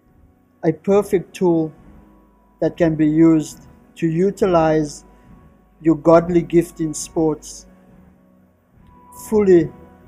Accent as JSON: {"language": "English", "town": "Cape Town", "region": "Western Cape", "country": "South Africa", "said": "from South Africa, all the way in Cape Town, from a little community called Ocean View, which is at the very southern tip of Africa."}